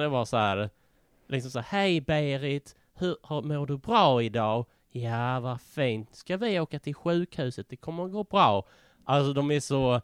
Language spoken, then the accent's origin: Swedish; Malmö, Skåne, Sweden; now in Gothenburg, Sweden; jag är uppvuxen i Malmö, jag bor i Göteborg.